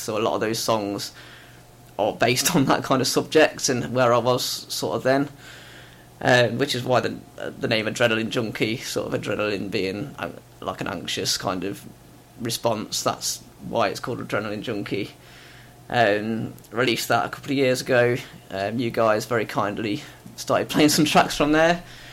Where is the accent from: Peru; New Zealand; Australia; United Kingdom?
United Kingdom; Leicester, East Midlands; moved away as an adult; now in Warrington, United Kingdom; originally I'm from Leicester. I moved to Warrington about 9 years ago.